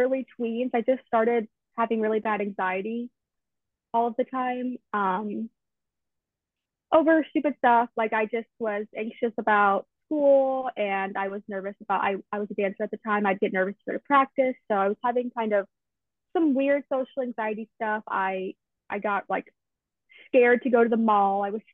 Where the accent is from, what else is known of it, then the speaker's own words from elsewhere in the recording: Tallahassee, Florida, United States; I'm from Tallahassee, so I've lived in Florida my whole life